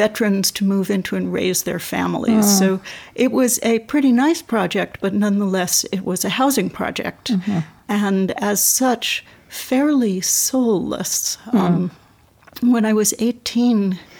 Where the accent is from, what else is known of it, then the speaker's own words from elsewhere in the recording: New York City, New York, United States; moved away; born and raised in New York City